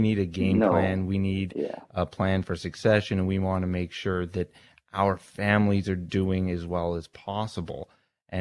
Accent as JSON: {"language": "English", "town": "Richmond Hill", "region": "Ontario", "country": "Canada", "tie": "born or raised there", "also_born_or_lived": "Toronto", "said": "I grew up in Richmond Hill, but now I've moved even further north"}